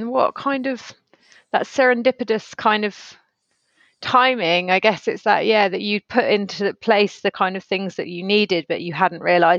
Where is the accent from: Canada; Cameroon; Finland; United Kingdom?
United Kingdom; West Country, South West England; we're both from the West Country